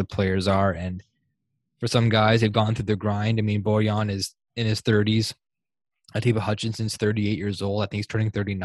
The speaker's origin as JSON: {"language": "English", "country": "Canada", "tie": "born or raised there", "said": "We're obviously born here in Canada. We have the Italian blood in us."}